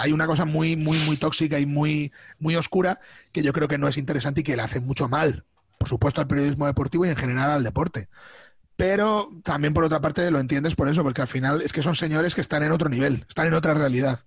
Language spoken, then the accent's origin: Spanish; Albacete, Castilla-La Mancha, Spain; now in Madrid, Spain; Yo he vivido siempre en Albacete, salvo cuando me vine a vivir a, Madrid. Eh, o sea que yo eh, soy raised in Albacete